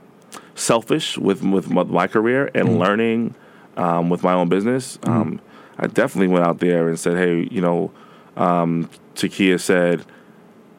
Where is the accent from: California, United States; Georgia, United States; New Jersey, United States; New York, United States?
New York, United States; I'm from New York